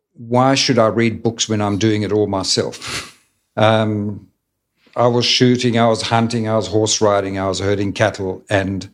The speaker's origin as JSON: {"language": "English", "country": "Namibia", "tie": "born or raised there", "also_born_or_lived": "Cape Town, South Africa", "moved": "as an adult", "lives_now": "Adelaide, Australia", "said": "I was born in Namibia to German parents"}